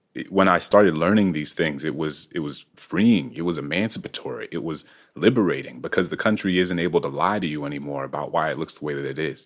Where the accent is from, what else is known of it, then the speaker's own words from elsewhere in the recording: New Orleans, Louisiana, United States; moved away; also born or lived in Prince George's County; I grew up in a city in which there was m, there were more homages and more iconography to enslavers